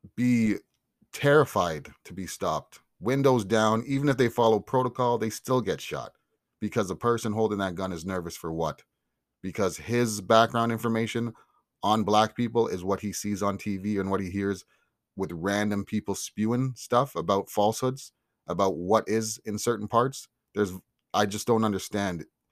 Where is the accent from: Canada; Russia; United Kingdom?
Canada; I'm Canadian. Black but I'm Canadian. Raised, love, and represent this country